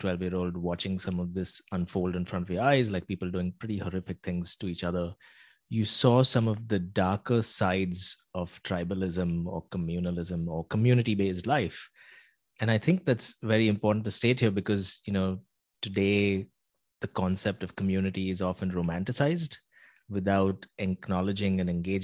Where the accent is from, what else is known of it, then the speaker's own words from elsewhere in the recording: Mumbai, Maharashtra, India; as a five-year-old growing up in Mumbai